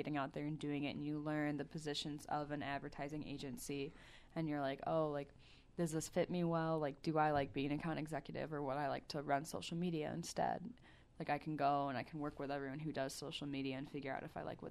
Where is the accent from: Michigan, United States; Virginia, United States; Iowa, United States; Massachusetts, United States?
Michigan, United States; I chose Native American studies because I came from Michigan, and we don't interact with a lot of like Native Americans over there.